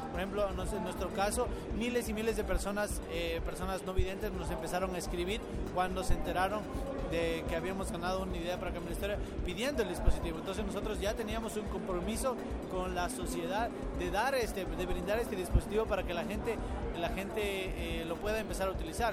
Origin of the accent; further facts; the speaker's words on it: Ecuador; soy de Ecuador.